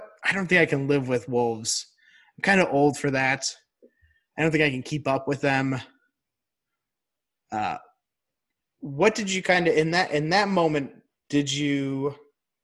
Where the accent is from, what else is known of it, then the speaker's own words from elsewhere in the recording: Chicago, Illinois, United States; growing up in Chicago